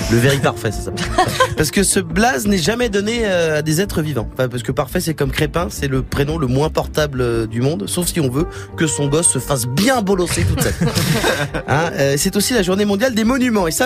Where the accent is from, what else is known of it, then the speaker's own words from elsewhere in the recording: France; Et on aura perdu parce qu'on est français.